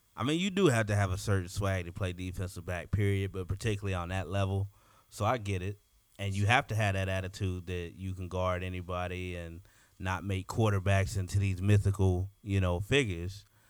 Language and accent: English; Cincinnati, Ohio, United States; I'm from Cincinnati